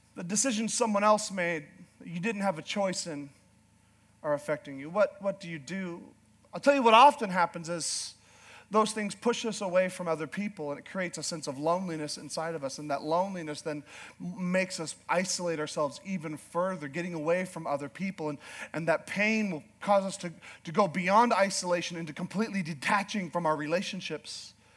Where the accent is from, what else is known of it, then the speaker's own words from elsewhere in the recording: Northern Canada, Canada; I'm a Canadian from northern Canada